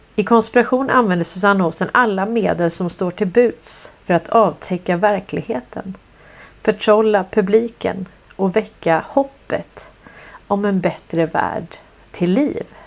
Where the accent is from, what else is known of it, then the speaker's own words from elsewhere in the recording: Stockholm, Stockholm County, Sweden; jag tävlade ju i slalom när jag växte upp. Jag är ju från Hässelby villastad